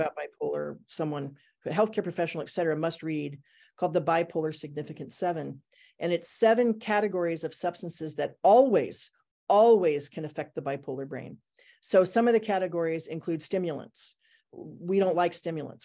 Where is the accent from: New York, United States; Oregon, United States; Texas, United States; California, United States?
Oregon, United States; Portland; also born or lived in Japan / Thailand; I'm from Portland, Oregon